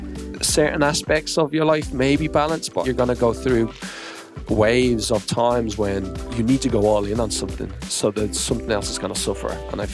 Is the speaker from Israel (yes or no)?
no; Australia; born there; also born or lived in New Zealand; That's funny. Do you know what? I was born in Australia. I lived in Australia/New Zealand for 5-6 years in my 20s.